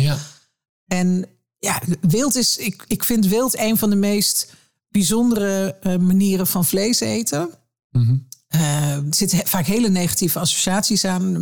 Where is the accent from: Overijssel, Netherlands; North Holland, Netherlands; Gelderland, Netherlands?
Overijssel, Netherlands; Twente; ik ben in Twente opgegroeid